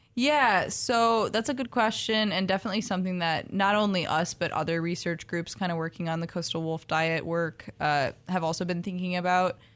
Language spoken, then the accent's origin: English; Minnesota, United States; I grew up in Minnesota